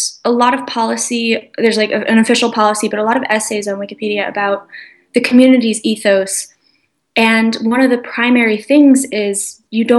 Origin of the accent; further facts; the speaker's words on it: United States; also born or lived in Chicago, Illinois; a university called Midwestern University, which is actually in my hometown